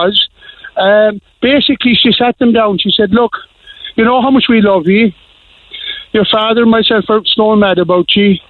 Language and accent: English; Union Hall, Munster, Ireland; I'm from Union Hall out the road